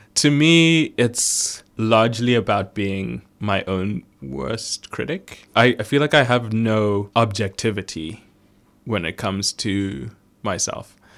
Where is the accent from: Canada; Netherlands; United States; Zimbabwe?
Zimbabwe; I was born in Zimbabwe